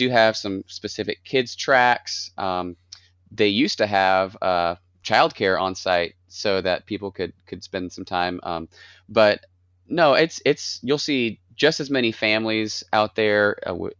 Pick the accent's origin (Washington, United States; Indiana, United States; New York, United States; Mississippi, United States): Mississippi, United States; moved away as an adult; now in Atlanta, United States; I grew up in, for most of elementary and high school and college, I grew up in Mississippi